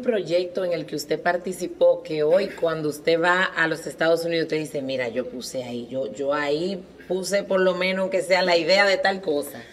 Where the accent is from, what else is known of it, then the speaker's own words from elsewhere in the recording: Cibao, Dominican Republic; los cibaeños deberíamos